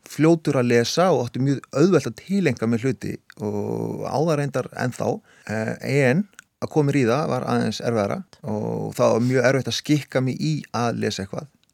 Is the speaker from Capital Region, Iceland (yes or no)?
yes; Hafnarfjörður, Capital Region, Iceland; also born or lived in Siglufjörður; ég eru þetta alin upp alla mína ævi nánast í, í, í, hérna, í Vestibænum og Norðbænum í Hafnafyrði